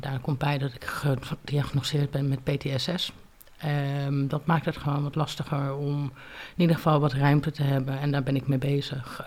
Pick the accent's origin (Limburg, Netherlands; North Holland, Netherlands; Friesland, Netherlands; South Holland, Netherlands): South Holland, Netherlands; Leiden; also born or lived in Groningen / United States / Dominican Republic / Portugal; ik ben geboren in Groningen. Eh, ik ben op mijn vijfde naar Leiden verhuisd samen met mijn moeder en met mijn vader. En eigenlijk heb ik eh, sindsdien in Leiden gewoond.